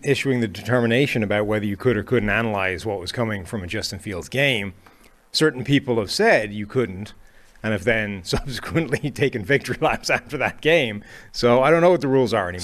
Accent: Ireland; I'm Irish

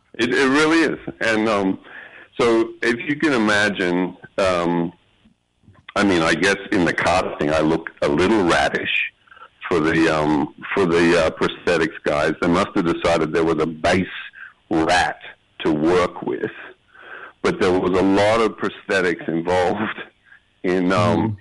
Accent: Australia; accent: Australian; moved away as an adult; now in New York, United States; since I moved here from Australia

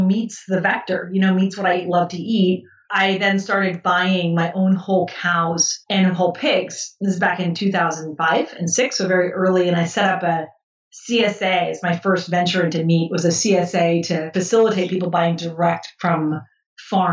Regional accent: California, United States; moved away as an adult; also born or lived in Italy; as an American college student and growing up in the 90s in California

